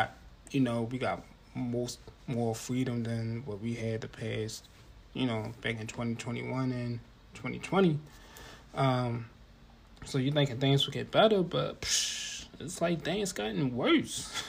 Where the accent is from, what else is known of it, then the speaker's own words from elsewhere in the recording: Baltimore, Maryland, United States; I'm from Baltimore